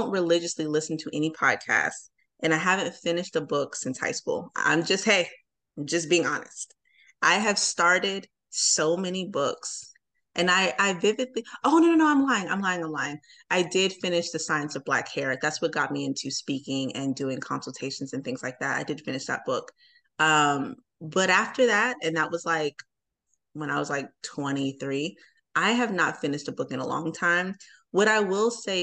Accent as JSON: {"language": "English", "region": "New Jersey", "country": "United States", "moved": "yes", "lives_now": "Atlanta, United States", "said": "I'm from Atlanta. I'm from New Jersey, but I've lived here so long"}